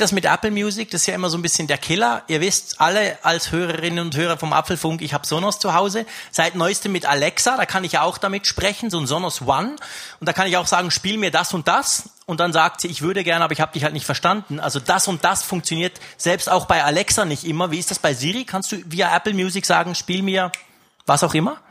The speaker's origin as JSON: {"language": "German", "country": "Switzerland", "said": "ich komme aus der Schweiz, ich komme aus den Bergen, also richtig weit weg"}